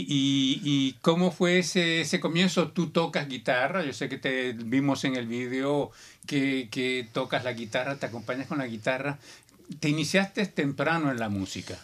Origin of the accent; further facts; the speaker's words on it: Barranquilla, Atlántico, Colombia; now in Canada; Yo soy de Barranquilla, Colombia.